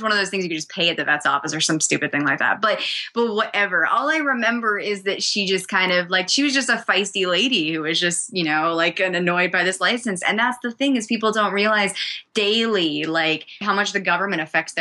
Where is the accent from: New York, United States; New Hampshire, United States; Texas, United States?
New Hampshire, United States; I was growing up in New Hampshire